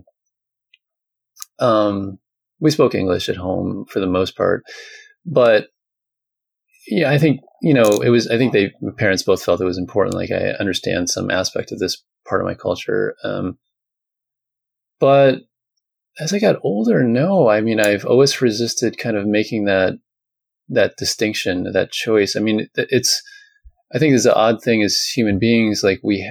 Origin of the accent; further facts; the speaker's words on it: New Jersey, United States; I'm from New Jersey